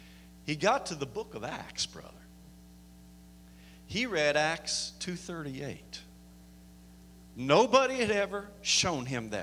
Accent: Canyon City, United States; I'm from the Canyon City area. Was there for about 3.5 years

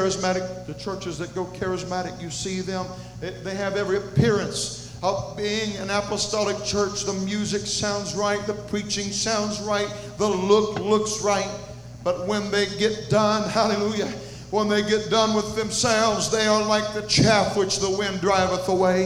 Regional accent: Conyers, Georgia, United States; I come from Conyers, Georgia, one of the cities that make up the metroplex

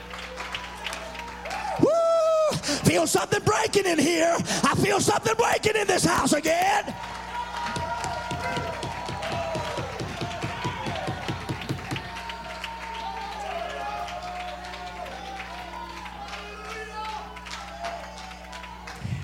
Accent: the South, United States; I'm from the South

